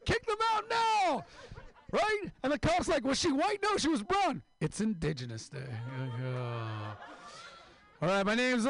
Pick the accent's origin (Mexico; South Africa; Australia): Mexico; Mexicali, Baja California; I'm from Mexico, Mexicali, the real California.